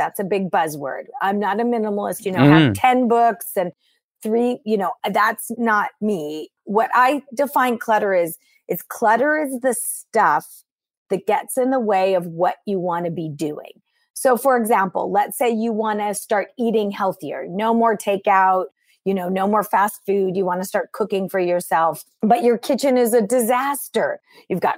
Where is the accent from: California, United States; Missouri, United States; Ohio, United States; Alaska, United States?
California, United States; I'm born and raised in California in the United States